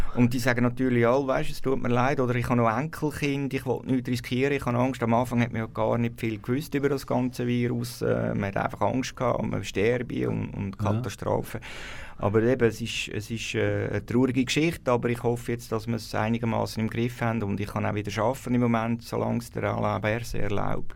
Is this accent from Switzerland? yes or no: yes; Wohlen, Aargau, Switzerland; ich bin in Wollen aufgewachsen, im Freiamt